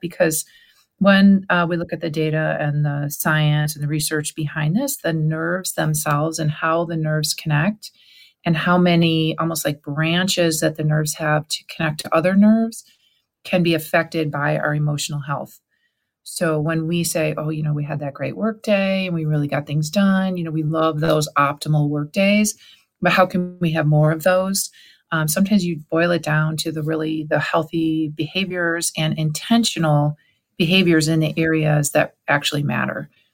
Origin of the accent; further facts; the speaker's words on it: Cleveland, Ohio, United States; Allie and I, we're from Cleveland, Ohio